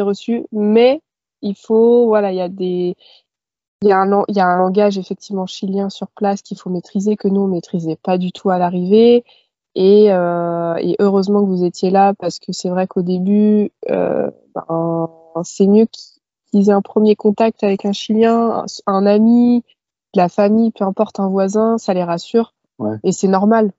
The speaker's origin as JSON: {"language": "French", "area": "Paris suburbs, Val-d'Oise", "region": "Île-de-France", "country": "France", "moved": "as an adult", "said": "viens de banlieue parisienne, dans le Val d'Oise"}